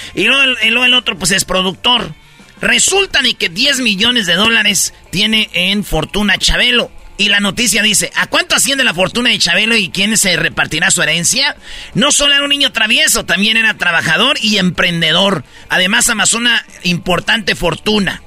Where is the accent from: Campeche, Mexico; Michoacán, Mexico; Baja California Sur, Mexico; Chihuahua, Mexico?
Michoacán, Mexico; Jiquilpan; Allá en Michoacán, ahí en mi pueblo, en Jiquilpan